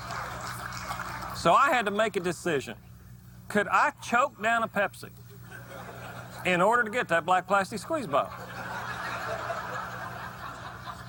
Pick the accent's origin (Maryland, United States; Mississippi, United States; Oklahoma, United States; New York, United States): Oklahoma, United States; my home state of Oklahoma